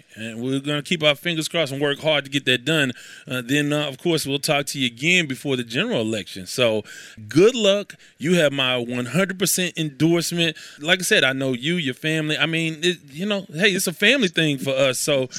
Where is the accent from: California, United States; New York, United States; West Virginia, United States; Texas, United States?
Texas, United States; Houston; Yeah, so we grew up on Dippy, so we had little rivalries with Tobruk and other streets in South Park.